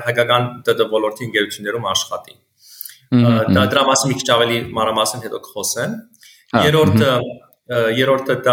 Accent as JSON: {"language": "Armenian", "country": "United States", "tie": "born or raised there", "also_born_or_lived": "Beirut, Lebanon", "moved": "as an adult", "lives_now": "Armenia", "said": "Ծնվել եմ Լիբանանում, Բեյրութում, մեծացել եմ Ամերիկա Ամերիկայի Միացյալ Նահանգներում։"}